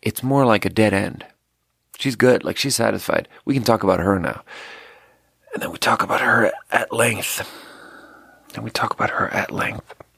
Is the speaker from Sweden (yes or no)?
yes; Sweden; moved away; I happen to be born in Sweden